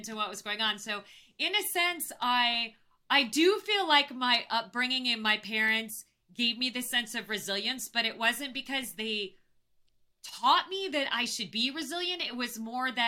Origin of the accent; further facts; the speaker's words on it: Phoenix, Arizona, United States; I grew up in Phoenix and it was so damn hot in the summer